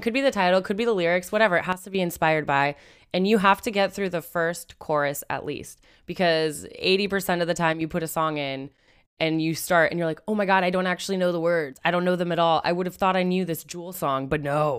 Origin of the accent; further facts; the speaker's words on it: Seattle, Washington, United States; I'm from Seattle